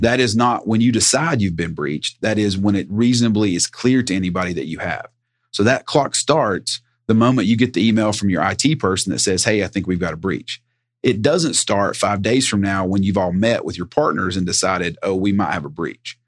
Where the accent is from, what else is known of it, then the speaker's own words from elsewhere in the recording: Sevier County, Tennessee, United States; also born or lived in Knoxville, Tennessee; I am originally from Sevier County, Tennessee, home of Dolly Parton